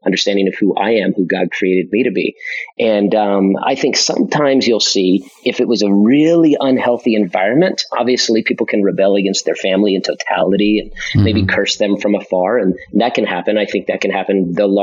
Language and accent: English; Las Vegas, Nevada, United States; also born or lived in Florida; I'm born and raised in Vegas